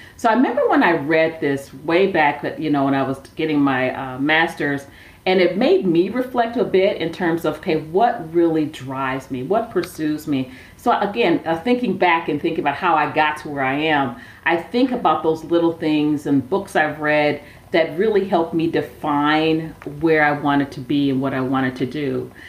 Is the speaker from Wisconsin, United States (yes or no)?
yes; Milwaukee, Wisconsin, United States; also born or lived in Sacramento, California; now in Phoenix, United States; I grew up in Milwaukee, Wisconsin